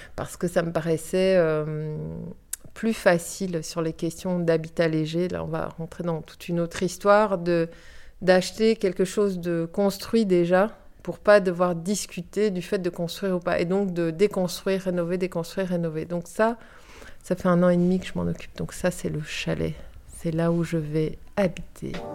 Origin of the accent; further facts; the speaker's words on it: Portugal; moved away as an adult; also born or lived in Brussels, Belgium; now in Viroinval, Belgium; je suis née à Bruxelles d'un papa portugais, d'une maman française. Et suite à la chute de la dictature au Portugal, on a été vivre au Portugal. Donc j'ai vécu de mes 4 ans à mes 18 ans